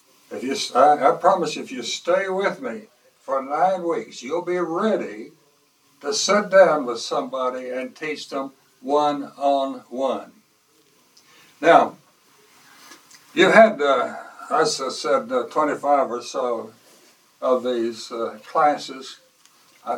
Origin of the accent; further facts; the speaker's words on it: the Bible Belt, United States; I was born and raised in the Bible Belt